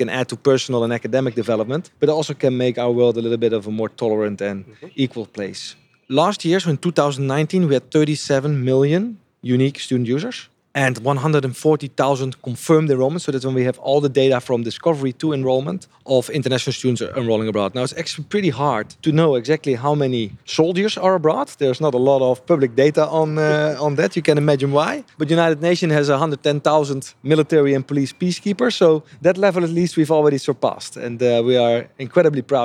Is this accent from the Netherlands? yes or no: yes; Netherlands; also born or lived in Japan; I'm from the Netherlands